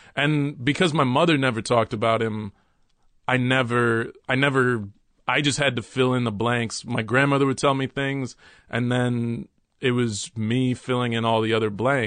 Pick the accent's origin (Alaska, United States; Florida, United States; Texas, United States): Texas, United States; Dallas; also born or lived in New York City; now in Brooklyn, United States; my mother, stepfather, and I moved to Texas, and we moved to Dallas, Texas